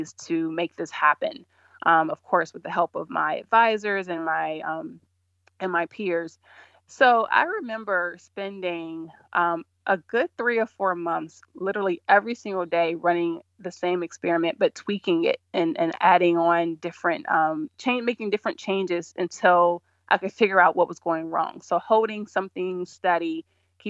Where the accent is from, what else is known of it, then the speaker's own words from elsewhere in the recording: Georgia, United States; moved away as an adult; also born or lived in California; I grew up in Georgia